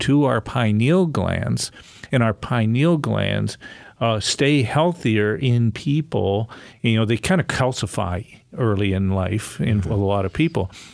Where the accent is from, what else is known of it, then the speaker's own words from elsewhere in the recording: Coitsville, Ohio, United States; we grew up in Coitsville, Ohio.